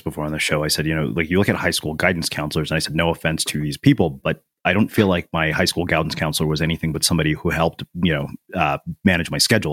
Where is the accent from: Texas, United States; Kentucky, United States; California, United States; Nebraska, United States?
Texas, United States; a small Texas town, United States; an Indian kid in a small Texas town, I was extremely self conscious about my ethnicity